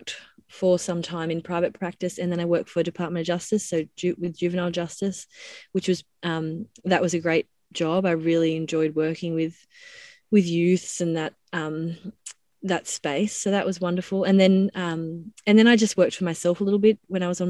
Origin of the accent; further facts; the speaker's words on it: Dunedoo, New South Wales, Australia; moved away; I grew up in Dunedoo, which is a small town in central west New South Wales